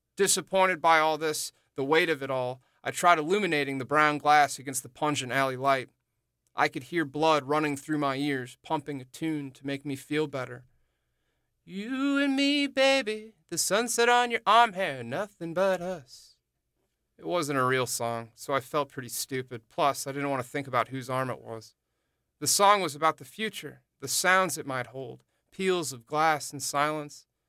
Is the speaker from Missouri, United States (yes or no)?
yes; St. Louis, Missouri, United States; moved away as an adult; also born or lived in New Orleans suburbs, Louisiana; now in New Orleans, United States; Olivia and I are on the ground in my hometown of Saint Louis